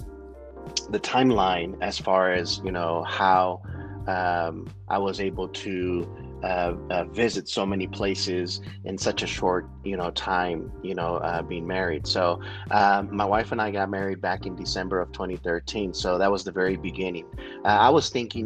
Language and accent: English; San Antonio, Texas, United States; moved away; I personally was born and raised in San Antonio